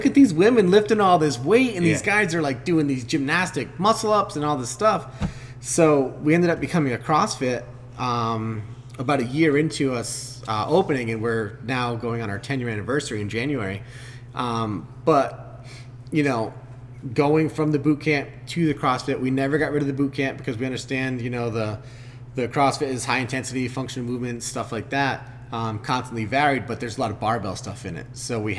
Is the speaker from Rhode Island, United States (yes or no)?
yes; Westerly, Rhode Island, United States; the members, most of us came from here. You know, we're from Westerly, or we're from, you know, Stonington, things like that.